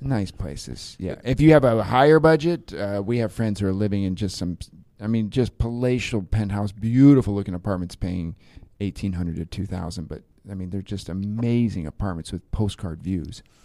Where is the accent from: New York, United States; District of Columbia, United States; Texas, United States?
District of Columbia, United States; Washington; moved away as an adult; now in Porto, Portugal; I'm from Washington D.C.